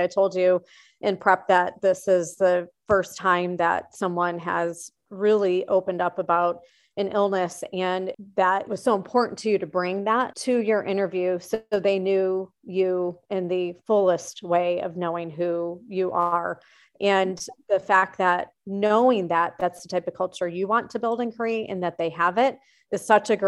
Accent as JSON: {"language": "English", "region": "Michigan", "country": "United States", "said": "I'm from Michigan with the Sparties over there"}